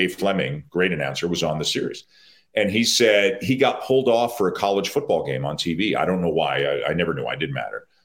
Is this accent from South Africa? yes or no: no; Toronto, Ontario, Canada; I grew up in Toronto